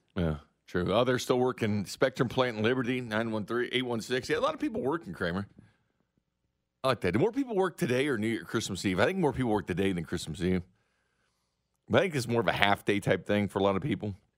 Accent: Missouri, United States; I'm from the Show Me State

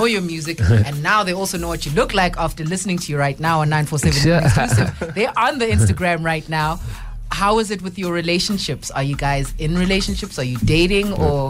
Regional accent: South Africa; South Africa, we don't have a lot of tall men

